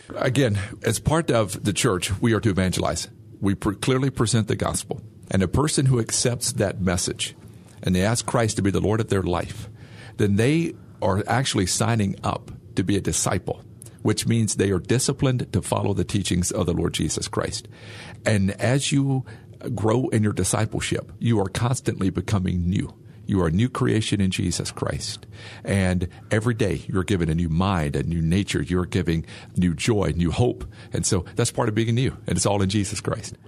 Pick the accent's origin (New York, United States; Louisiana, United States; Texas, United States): Louisiana, United States; Bastrop; moved away; I'm from Bastrop, Louisiana close to Monroe.